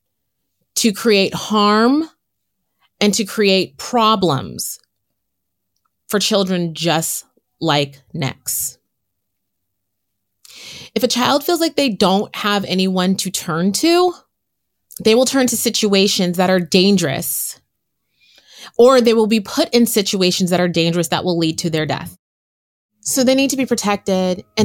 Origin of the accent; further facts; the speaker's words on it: San Francisco, California, United States; born and raised in San Francisco